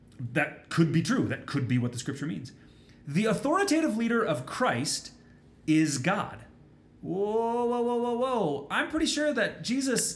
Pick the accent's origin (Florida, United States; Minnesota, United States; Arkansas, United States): Minnesota, United States; I grew up in Minnesota